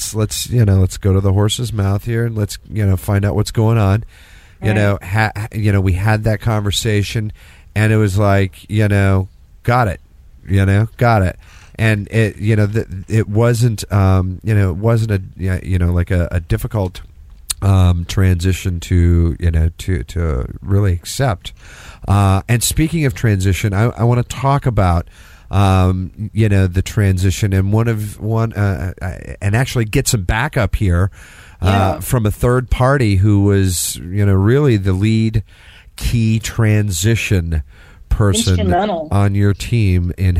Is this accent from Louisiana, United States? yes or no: no; Texas, United States; Listen, I'm from Texas.